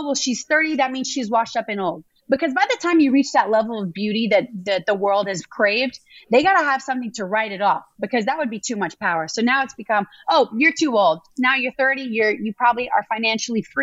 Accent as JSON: {"language": "English", "region": "Louisiana", "country": "United States", "tie": "born or raised there", "said": "I grew up in Louisiana"}